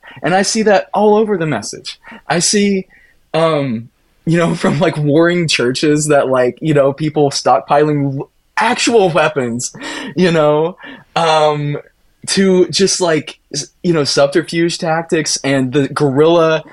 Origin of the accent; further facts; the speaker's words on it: Appalachia, United States; now in Minneapolis, United States; as an Appalachian kid